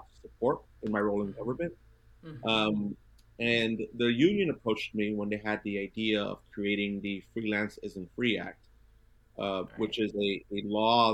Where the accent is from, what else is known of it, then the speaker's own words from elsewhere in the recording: New York City, New York, United States; I grew up in Brooklyn